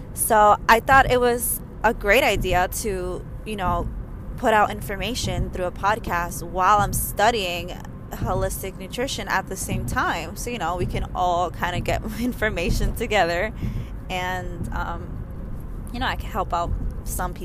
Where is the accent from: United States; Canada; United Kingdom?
United States; New York; I'm from New York.